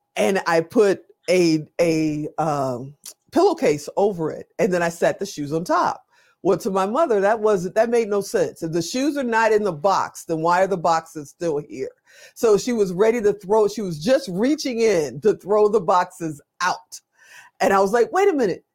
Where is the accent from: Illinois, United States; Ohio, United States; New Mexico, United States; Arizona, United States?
Illinois, United States; Chicago; also born or lived in Gary, Indiana; I grew up on the south side of Chicago